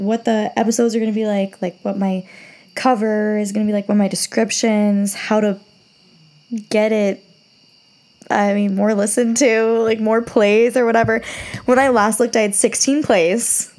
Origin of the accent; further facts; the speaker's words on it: Rhode Island, United States; I'm from Rhode Island. So really small state, small towns within